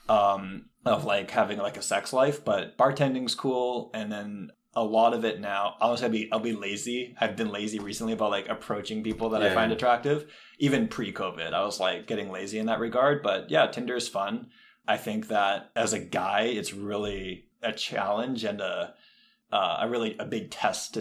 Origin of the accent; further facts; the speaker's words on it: Alberta, Canada; I grew up in Alberta